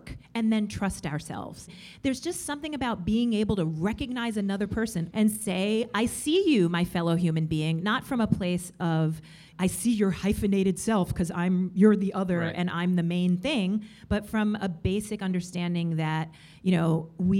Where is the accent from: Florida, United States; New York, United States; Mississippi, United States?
New York, United States; I am a New Yorker and everything like that, but really, I mean, my family, I'm Dominican, and I'm also half Puerto Rican